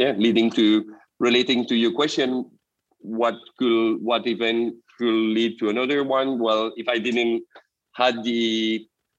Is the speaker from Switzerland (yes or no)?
no; Belgium; I'm from Belgium originally.